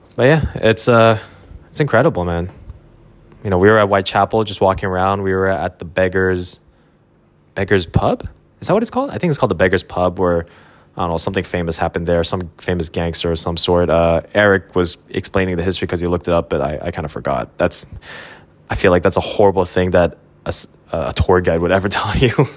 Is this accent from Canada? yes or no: yes; Quebec, Canada; I grew up in Quebec